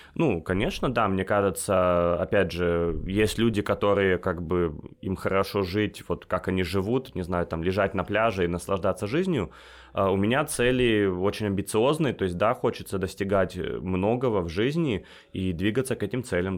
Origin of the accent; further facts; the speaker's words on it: United States; moved away as an adult; also born or lived in Russia; now in Dakar, Senegal; я родился в России, э, вырос в Штатах, и сейчас работаю в Африке, в Дакаре, это столица Сенегала.